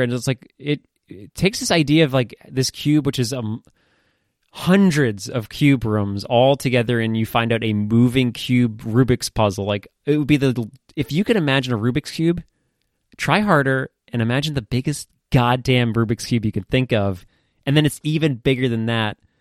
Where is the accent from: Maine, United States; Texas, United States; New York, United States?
Maine, United States; I grew up in Maine. It's a pretty fucking terrible place to grow up.